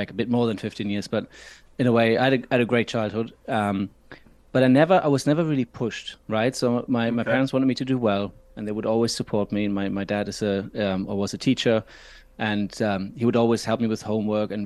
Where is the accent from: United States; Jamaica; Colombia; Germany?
Germany; now in Scotland, United Kingdom; I'm not from here. I'm from Germany. So it's more of a summer that I was used to as a kid